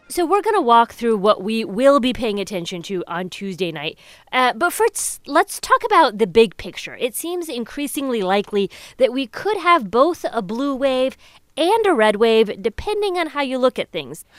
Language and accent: English; Indiana, United States; moved away; Indiana, my home state